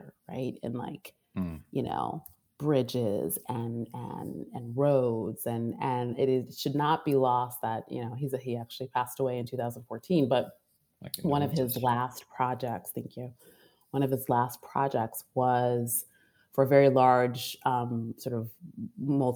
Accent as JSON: {"language": "English", "town": "Waterbury", "region": "Connecticut", "country": "United States", "tie": "born or raised there", "also_born_or_lived": "New York City", "moved": "yes", "lives_now": "Oakland, United States", "said": "I was born and raised in Waterbury, Connecticut"}